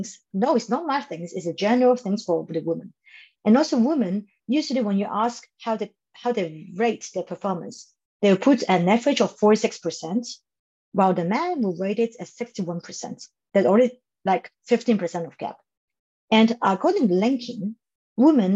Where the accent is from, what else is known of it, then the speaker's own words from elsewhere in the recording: Hong Kong; moved away; I come from Hong Kong